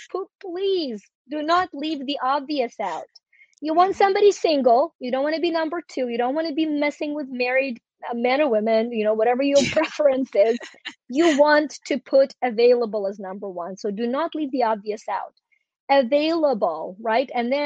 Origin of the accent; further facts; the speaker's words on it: Ukraine; moved away; I was born in Ukraine when it was still a part of the Soviet Union